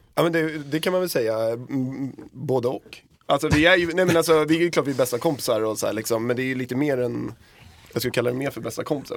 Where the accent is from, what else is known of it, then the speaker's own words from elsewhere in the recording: Södertälje, Stockholm County, Sweden; där vi kommer ifrån, då, Södertälje